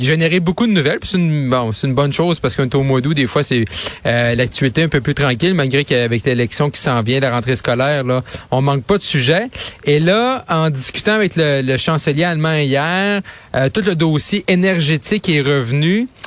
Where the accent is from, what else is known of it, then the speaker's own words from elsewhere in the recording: Quebec, Canada; le Saguenay-Lac-Saint-Jean, c'est ma région d'origine